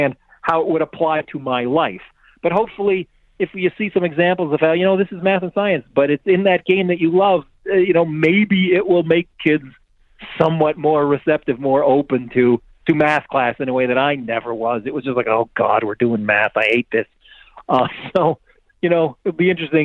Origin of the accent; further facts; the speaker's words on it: Canada; I'm Canadian